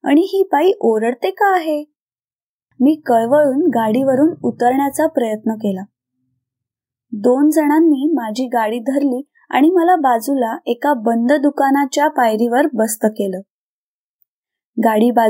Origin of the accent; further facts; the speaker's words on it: Maharashtra, India; now in Indore, India; मी मूळची महाराष्ट्रातील मात्र लग्नानंतर माझं वास्तव्य मध्य प्रदेश इंदोर येथे आहे